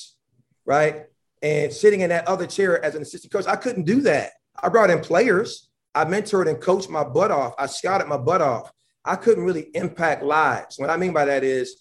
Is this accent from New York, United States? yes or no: yes; Buffalo, New York, United States; moved away; also born or lived in Georgia / North Carolina; I'm from Buffalo, New York. And I've had a lot of fights growing up as a young person when I was a teenager